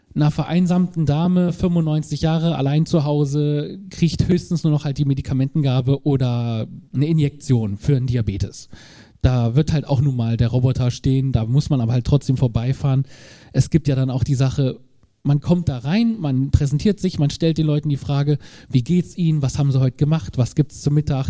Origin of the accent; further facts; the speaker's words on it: Braunschweig, Lower Saxony, Germany; ich komme aus Braunschweig